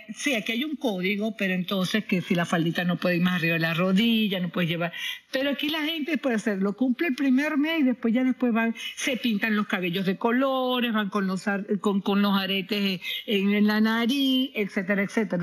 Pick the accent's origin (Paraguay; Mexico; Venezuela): Venezuela; moved away; hace 18 años que yo salí de Venezuela